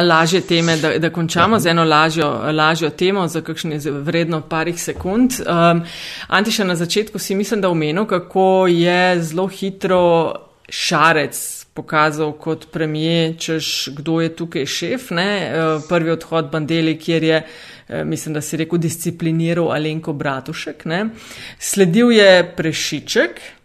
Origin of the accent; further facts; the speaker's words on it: Slovenia; smo Slovenci in Slovenke